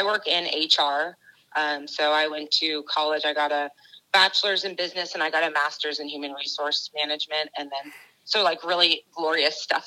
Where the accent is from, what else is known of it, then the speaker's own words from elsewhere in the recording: Atlanta, Georgia, United States; I'm from Georgia, so in Atlanta, I went to Georgia State on Hope Scholarship